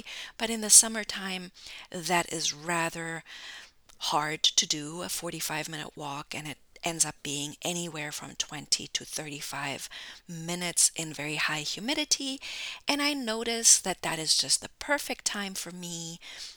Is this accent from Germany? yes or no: yes; Germany; now in United States; I'm originally from Germany